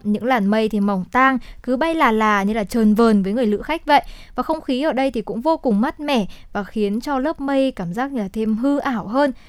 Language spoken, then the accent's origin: Vietnamese; Hòa Bình, Vietnam; quê hương của mình